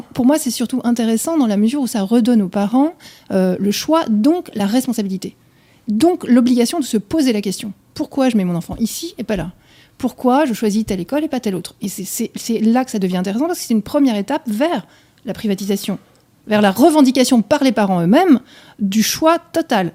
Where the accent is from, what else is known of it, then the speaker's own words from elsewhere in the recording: Geneva, Switzerland; now in France; Je suis, je suis née à Genève, je suis suisse allemande d'origine et j'ai les deux nationalités.